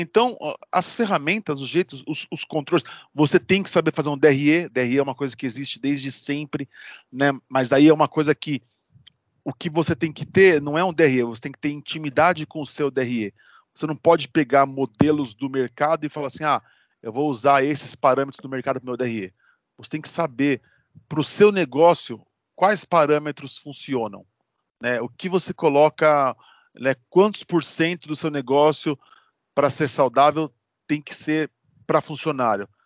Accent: Osasco, São Paulo, Brazil; eu sou de Osasco

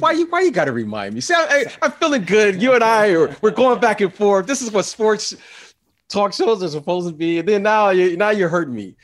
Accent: Detroit, Michigan, United States; I'm from Detroit

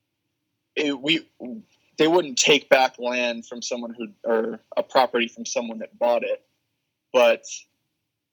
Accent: upstate New York, United States; moved away; also born or lived in North Carolina; I'm from upstate New York where we have Wegmans.

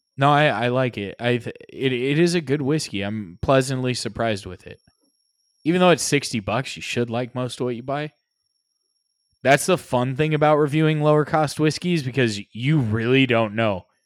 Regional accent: United States; being American

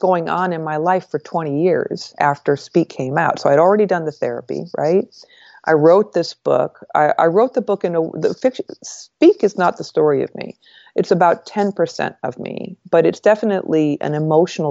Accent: northern New York, United States; moved away as an adult; also born or lived in Washington, D.C.; they drove me from northern New York to Washington, D.C. for this college

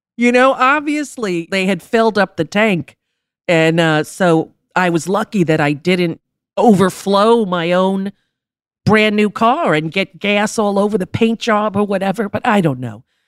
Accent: New York, United States; we grew up in New York

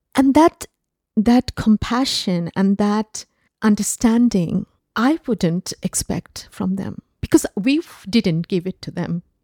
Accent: Bangladesh; moved away; I grew up in Bangladesh, uh, because of, uh, the nature of my father's job. Um, we ended up living in different cities of Bangladesh.

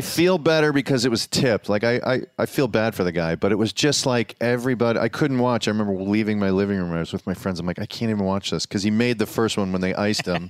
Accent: Chicago, Illinois, United States; I grew up on the South Side

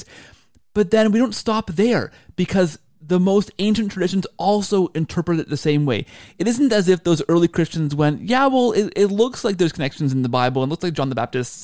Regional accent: Canada; as a Canadian

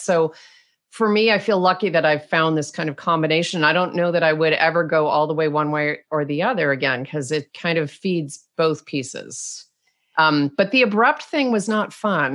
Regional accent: Rochester, New York, United States; accent: Canadian tinged; moved away as an adult; also born or lived in Munich; I grew up in Rochester, New York

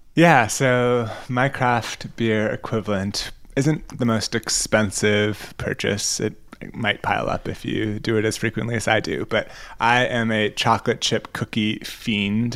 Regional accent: United States

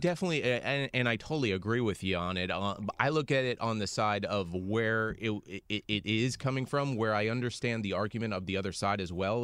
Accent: United States; as an American

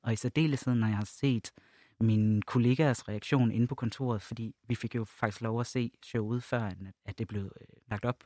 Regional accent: Jutland, Denmark; now in Copenhagen, Denmark; jeg voksede op i Jylland

